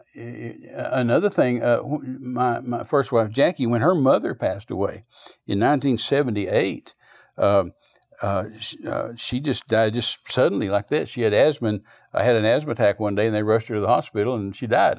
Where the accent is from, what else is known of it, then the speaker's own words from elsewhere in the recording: United States; moved away; also born or lived in New Zealand; When did I become an American